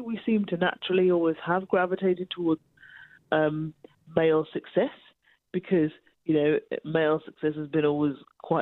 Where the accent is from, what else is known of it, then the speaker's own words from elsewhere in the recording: Birmingham, West Midlands, United Kingdom; my hometown of Birmingham